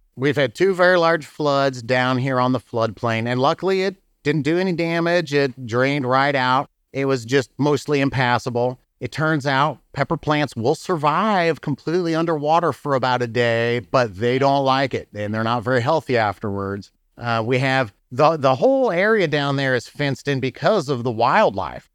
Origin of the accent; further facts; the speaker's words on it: Muncie, Indiana, United States; moved away as an adult; also born or lived in California / St. Louis, Missouri; now in Bourbon, United States; I'm from Indiana. I grew up in Muncie, Indiana